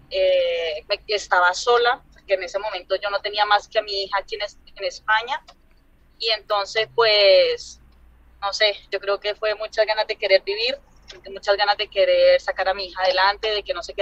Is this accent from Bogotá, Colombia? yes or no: no; Palermo, Huila, Colombia; moved away as an adult; now in Andalusia, Spain; Nacida y criada en Palermo, Huila, claro.